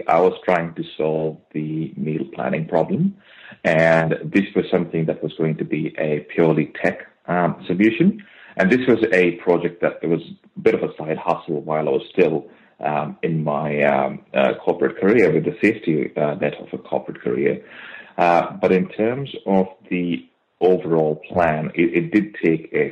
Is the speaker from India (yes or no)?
yes; India; now in Australia; me having born and brought up in India, and I've literally grown up on my mom's cooking